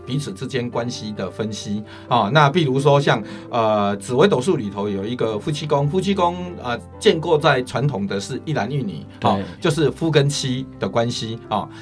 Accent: Chiayi coastal countryside, Chiayi County, Taiwan; 我是民国五十八年出生的。是。啊，那我是出生在嘉义海边乡下

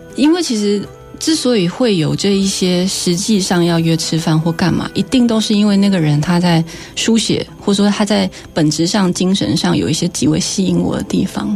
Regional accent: Tainan, Taiwan; first language Taiwanese Hokkien; Chinese is a second language; moved away as an adult; now in Taipei, Taiwan; 但我在台南长大的呀，而且我是台南养大的

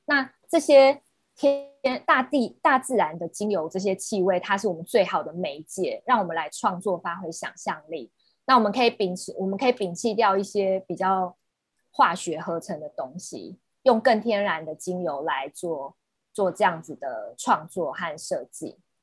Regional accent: Taiwan; 近期也会在我们台湾这边推广起来

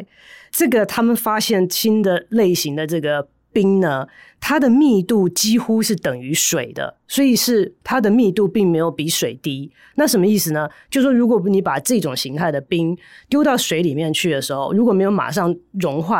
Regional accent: Taiwan; 我们台湾人应该更了解这一点，因为我们那么喜欢吃剉冰

